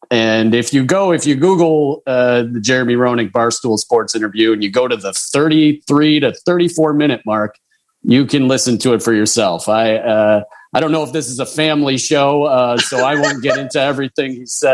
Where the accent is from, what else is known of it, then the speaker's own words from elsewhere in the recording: Chicago, Illinois, United States; I am a Cub fan, and I grew up near Wrigleyville.